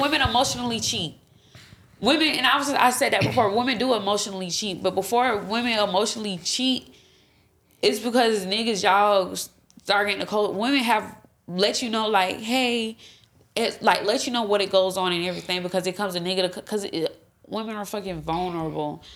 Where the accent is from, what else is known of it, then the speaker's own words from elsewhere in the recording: Florida, United States; I'm from Florida